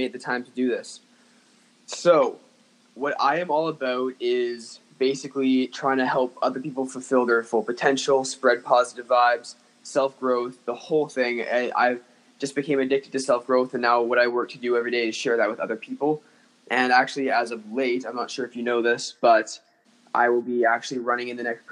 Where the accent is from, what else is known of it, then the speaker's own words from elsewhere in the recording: Winnipeg, Manitoba, Canada; I'm from Winnipeg